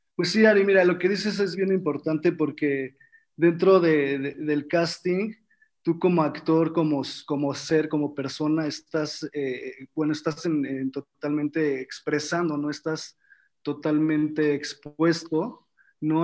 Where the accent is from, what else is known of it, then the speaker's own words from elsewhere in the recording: Mexico; also born or lived in Argentina; Yo siendo mexicano en otro país